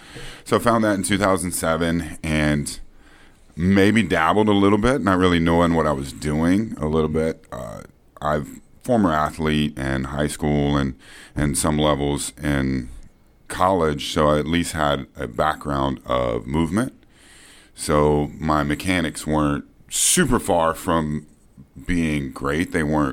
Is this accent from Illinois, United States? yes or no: no; Fort Worth, Texas, United States; Fort Worth, Texas. Yeah, Fort Worth, Texas. My family still lives in the house that I was born in.